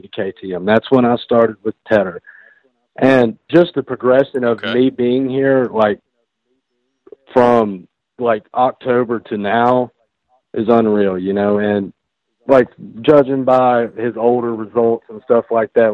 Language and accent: English; the South, United States; Me being from the South